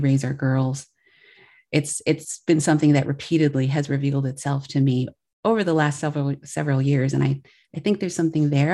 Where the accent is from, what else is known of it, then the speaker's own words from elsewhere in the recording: Milwaukee, Wisconsin, United States; now in Chicago, United States; I grew up in Milwaukee, Wisconsin, and I currently, we're based in Chicago